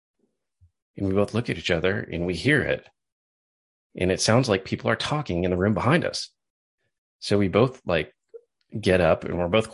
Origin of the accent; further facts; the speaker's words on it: Wisconsin Rapids, Wisconsin, United States; from my hometown of Wisconsin Rapids